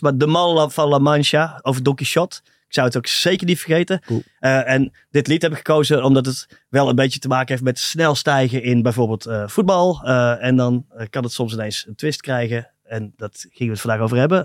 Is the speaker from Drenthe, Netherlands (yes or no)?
no; Tilburg, North Brabant, Netherlands; Ik kom uit Tilburg